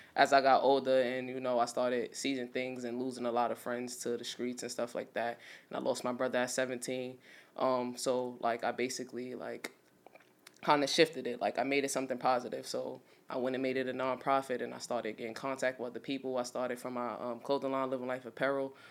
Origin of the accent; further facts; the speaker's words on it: New York City, New York, United States; I'm from Brownsville, Brooklyn